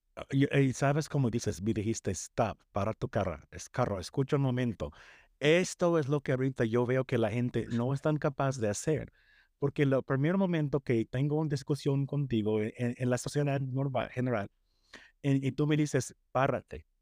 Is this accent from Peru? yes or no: no; United States; Spanish is a second language; yo crecí en Estados Unidos